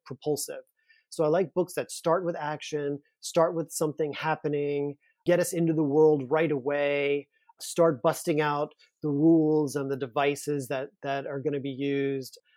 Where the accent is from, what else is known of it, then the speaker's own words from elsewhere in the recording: Louisiana, United States; moved away; I'm from Louisiana, I'm from a small town, I'm from a town where I didn't grow up knowing any gay people